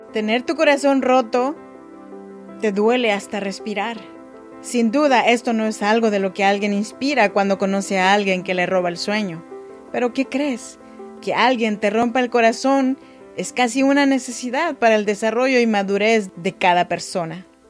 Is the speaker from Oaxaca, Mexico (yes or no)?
yes; Chinantec region, Oaxaca, Mexico; now in Sacramento, United States; Soy nacida en Oaxaca, México, en la región chinanteca